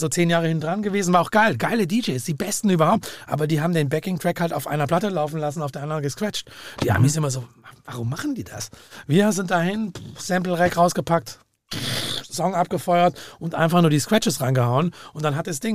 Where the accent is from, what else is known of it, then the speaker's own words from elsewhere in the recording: Langenargen, Baden-Württemberg, Germany; meine wirkliche Musiksozialisierung war tatsächlich wie am Bodensee